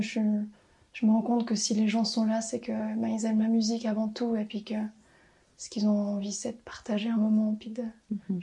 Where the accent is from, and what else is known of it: Valais, Switzerland; also born or lived in Brussels